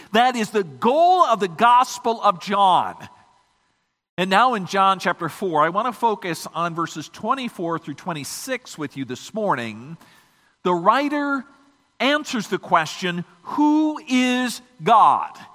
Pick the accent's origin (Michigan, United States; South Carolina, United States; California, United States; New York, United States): Michigan, United States